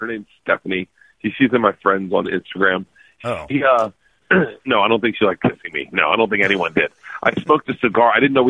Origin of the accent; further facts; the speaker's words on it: United States; moved away as an adult; now in Serbia; they just see me being American.